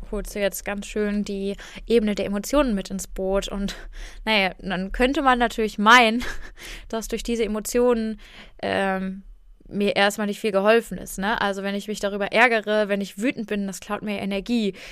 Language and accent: German; Germany; ich bin hier in Deutschland groß geworden, ich bin weiß, ich bin mittlerweile Akademikerin